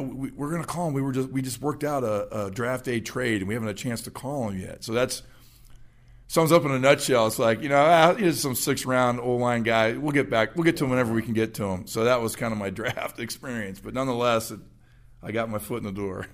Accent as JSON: {"language": "English", "town": "Phoenix", "region": "Arizona", "country": "United States", "tie": "born or raised there", "also_born_or_lived": "Camp Springs, Maryland", "said": "I grew up in Phoenix. I moved out there when I was two"}